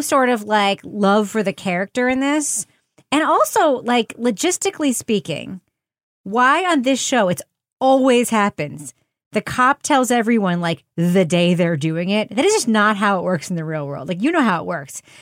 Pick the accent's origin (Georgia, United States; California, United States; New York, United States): New York, United States; I'm from New York